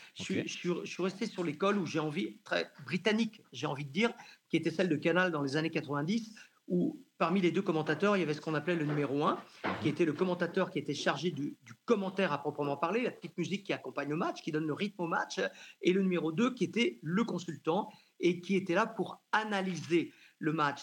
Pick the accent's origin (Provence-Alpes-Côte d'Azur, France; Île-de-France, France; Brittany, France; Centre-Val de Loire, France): Brittany, France; Janzé; moved away as an adult; also born or lived in Rennes / Bordeaux; je suis originaire de Janzé, donc tout près de Rennes